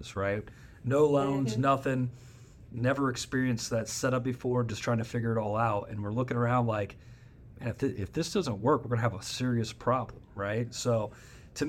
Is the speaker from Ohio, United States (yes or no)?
yes; Northwest Ohio, United States; I grew up in Northwest Ohio, farming community, small town